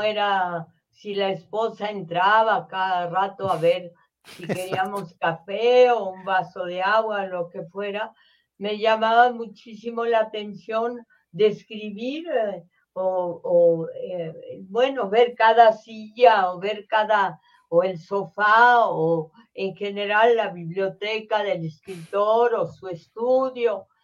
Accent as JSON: {"language": "Spanish", "country": "Mexico", "said": "Tanto en mi país"}